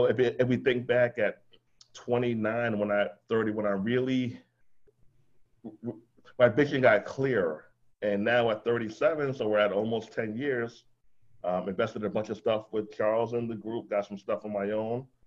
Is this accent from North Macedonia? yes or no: no; Jamaica; I'm Jamaican